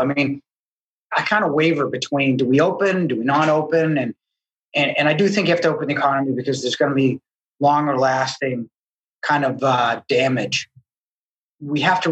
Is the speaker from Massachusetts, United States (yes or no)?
yes; Needham, Massachusetts, United States; I grew up in Needham.